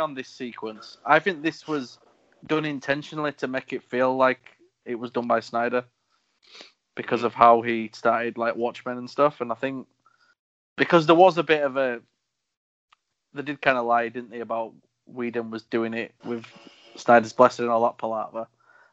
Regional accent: United Kingdom; As a Brit

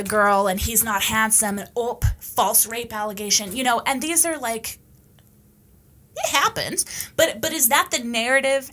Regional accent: Canada; also born or lived in Romania; Growing up as a Canadian gypsy

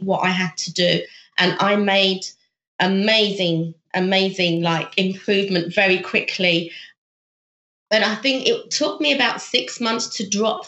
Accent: United Kingdom; moved away as an adult; also born or lived in Thailand; now in South Korea; I'm actually British, but I'm working in South Korea

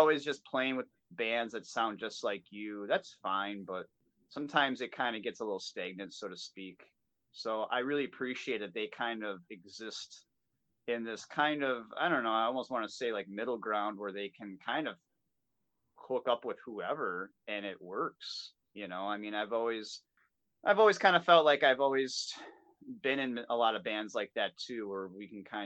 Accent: Milwaukee, Wisconsin, United States; We're based out of here in my hometown in Milwaukee, Wisconsin.

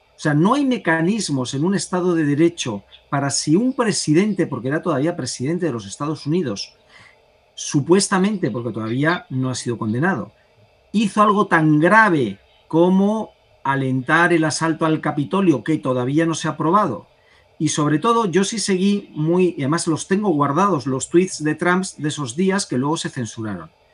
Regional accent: Spain

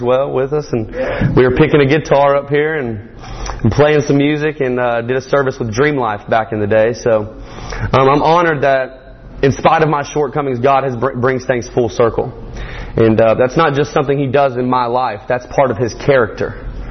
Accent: Morgan County, Georgia, United States; I am from Morgan County, just Morgan County, Georgia

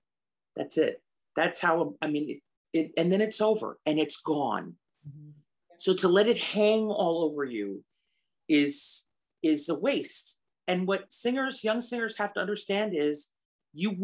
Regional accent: the Catskills, New York, United States; My dad worked in the resort hotels in the Catskills. That's how I grew up in the Catskills

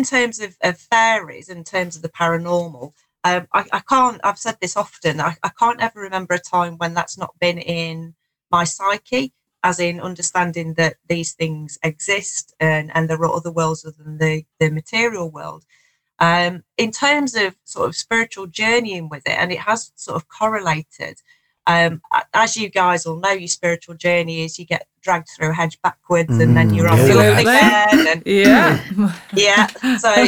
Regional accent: Nottinghamshire, East Midlands, United Kingdom; moved away as an adult; also born or lived in southern England; I'm just back in the Shire after spending some time down south. So it's nice. I've lived down south for quite a while

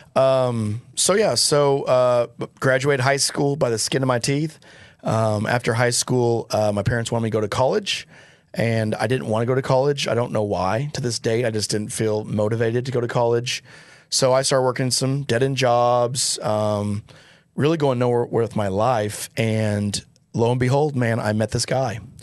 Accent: Joplin, Missouri, United States; moved away; I grew up in Joplin, Missouri, so that's where my stomping grounds were

